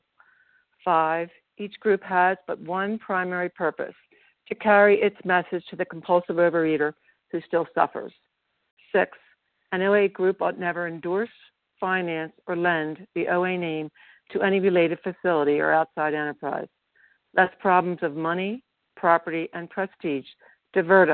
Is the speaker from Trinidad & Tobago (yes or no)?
no; Pennsylvania, United States; now in Colorado, United States; I'm from Pennsylvania, but I'm currently in beautiful Colorado